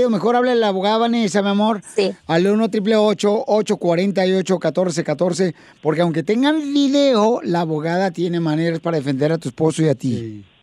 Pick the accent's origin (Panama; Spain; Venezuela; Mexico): Mexico; Guadalajara, Jalisco; Soy de Guadalajara, Jalisco, la tierra donde serán los machos.